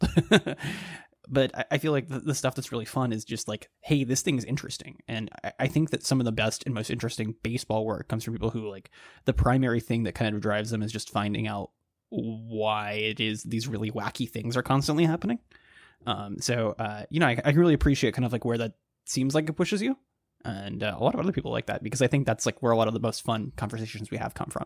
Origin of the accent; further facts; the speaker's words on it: Dallas, Texas, United States; now in Baltimore, United States; I grew up in the Dallas area